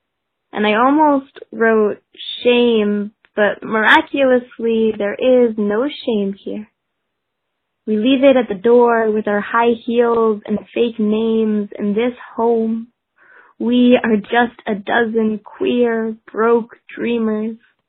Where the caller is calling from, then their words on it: Vancouver, British Columbia, Canada; I am calling from Vancouver, BC